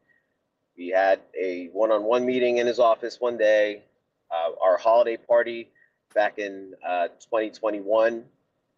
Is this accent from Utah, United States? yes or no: no; Miami, Florida, United States; my hometown team